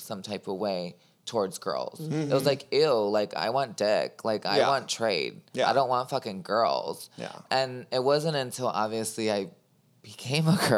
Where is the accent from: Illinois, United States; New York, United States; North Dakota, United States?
Illinois, United States; Chicago; moved away as an adult; I grew up in the Northwest suburbs, and then I turned 18 and moved to the city.